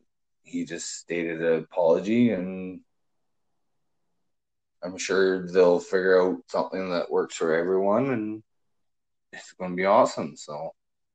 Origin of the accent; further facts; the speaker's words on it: Canada; I as a Canadian